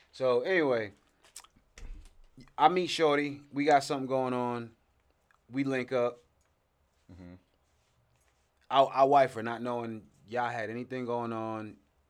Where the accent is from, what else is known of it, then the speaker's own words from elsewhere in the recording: New Jersey, United States; I'm from Jersey. Right. We're from different parts of Jersey.